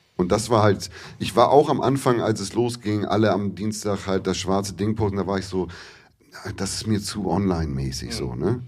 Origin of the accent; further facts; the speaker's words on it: Hamburg, Germany; ich bin in Hamburg geboren, habe ich erzählt, war dann hier in der Grundschule, bin aber mit elf aufs Dorf gezogen